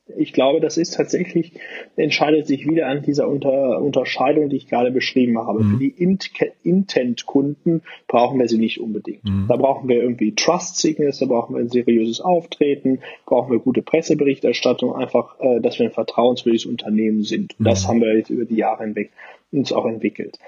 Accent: Aachen, North Rhine-Westphalia, Germany; komme ja wie gesagt aus Aachen, bin äh, echter Rheinländer

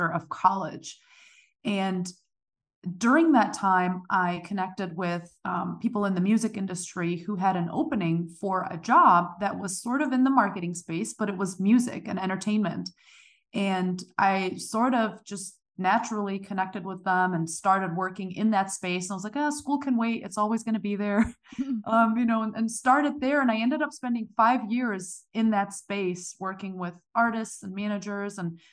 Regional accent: Germany; moved away as an adult; now in United States; originally I'm from Germany. I was born and raised there.

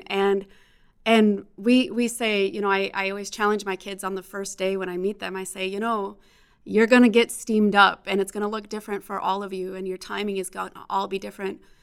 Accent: Chicago, Illinois, United States; now in Phoenix, United States; growing up in Chicago

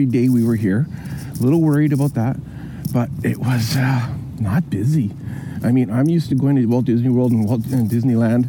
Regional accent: Canada; being a Canadian, my first time out here in Europe

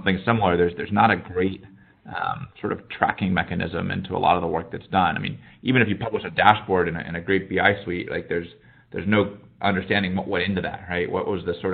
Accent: Indianapolis, Indiana, United States; moved away as an adult; also born or lived in Chicago, United States; now in Silicon Valley, United States; originally from Indianapolis

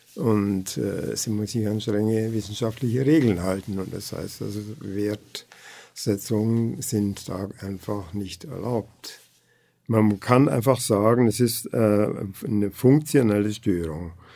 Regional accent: Kempten, Bavaria, Germany; moved away as an adult; ich bin eigentlich in Kempten geboren und aufgewachsen, aber dann bin ich in alle Welt irgendwie herum gewesen, 25 Jahre weg und irgendwie hat uns Gott wieder dahin geführt.

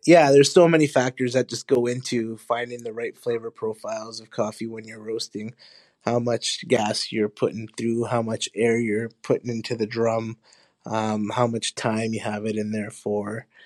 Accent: Honduras; now in Winnipeg, Canada; I was born in Honduras, my family is from Honduras

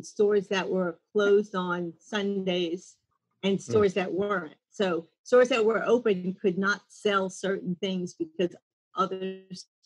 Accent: New Orleans, Louisiana, United States; also born or lived in Mandeville, Louisiana; I was born and raised in New Orleans and lived there my whole life

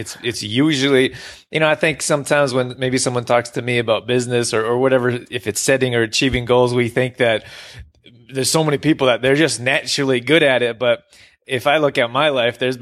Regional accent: Calgary, Alberta, Canada; I grew up in Calgary

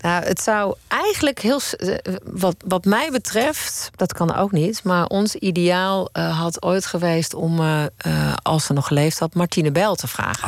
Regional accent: Eindhoven, North Brabant, Netherlands; Ik kom uit Eindhoven

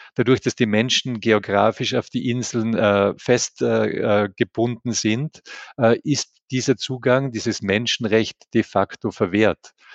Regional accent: Tyrol, Austria; ich bin ein Tiroler

